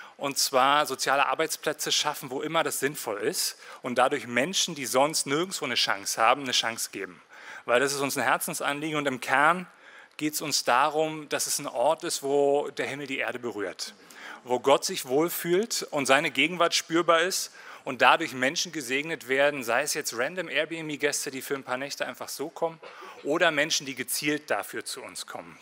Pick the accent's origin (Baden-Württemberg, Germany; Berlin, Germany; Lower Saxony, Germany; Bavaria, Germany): Berlin, Germany; moved away as an adult; also born or lived in Winterthur, Switzerland / Berner Oberland, Switzerland; now in Bernese Oberland, Switzerland; Ich bin in Marzahn aufgewachsen